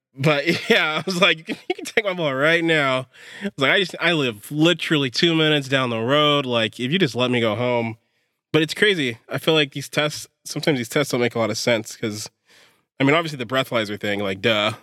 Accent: Pittsburg, California, United States; I grew up in Pittsburgh

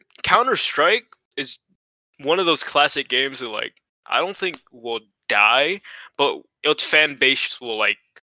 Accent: Thailand; you know I was born in Thailand, so I'm like you know I'm a citizen.

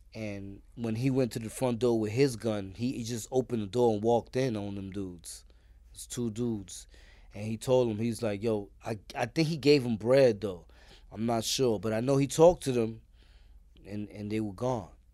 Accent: New York City, New York, United States; also born or lived in Richmond Hill, Queens; I'm from East New York, Brooklyn

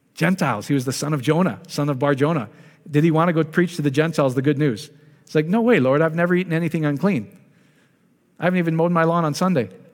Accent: Iowa, United States; I'm from Iowa

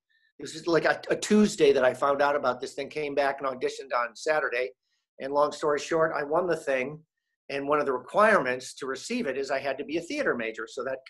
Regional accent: Syracuse, New York, United States; born there; I was born in Syracuse. We left Syracuse.

